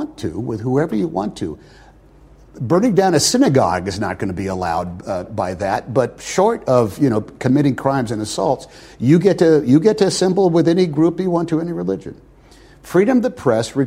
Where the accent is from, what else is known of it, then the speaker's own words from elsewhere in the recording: United States; as an American